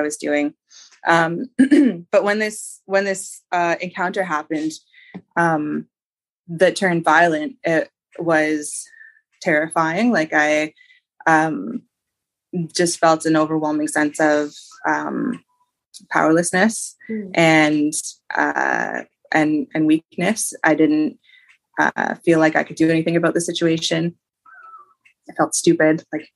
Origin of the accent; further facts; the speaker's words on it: Ontario, Canada; also born or lived in British Columbia; I decided to leave my hometown where I had gone to high school.